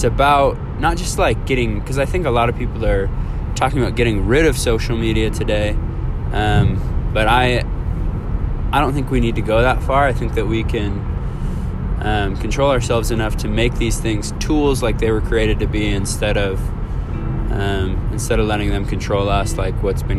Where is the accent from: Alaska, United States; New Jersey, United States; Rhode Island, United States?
Alaska, United States; moved away; I was back home. I'm from Alaska. I was back home